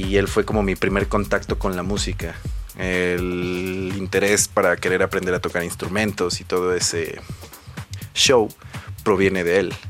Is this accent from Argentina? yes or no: no; Mexico; mis raíces como, como mexicano, como persona de, de, un pueblito, porque se podría decir que soy de un pueblito